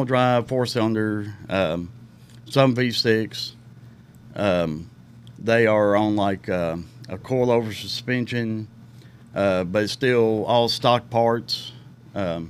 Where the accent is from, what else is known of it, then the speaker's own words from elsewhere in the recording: Ridgetop, Tennessee, United States; I was raised in Ridgetop